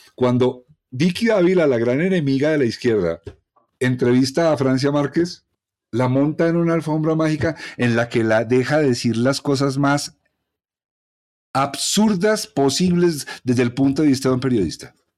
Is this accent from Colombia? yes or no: yes; Colombia; todos somos colombianos